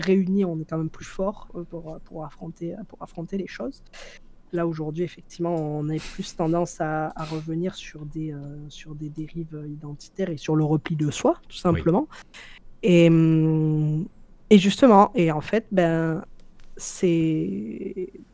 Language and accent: French; France; moved away as an adult; also born or lived in Algeria (ancestry); now in Canada; je suis française, même si aujourd'hui, tu vois, je, je, je, ne vis plus en France depuis 5 euh, ans